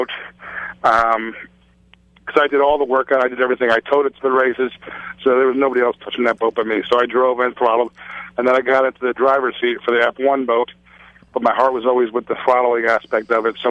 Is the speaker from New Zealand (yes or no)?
no; Point Pleasant, New Jersey, United States; my hometown of Point Pleasant, New Jersey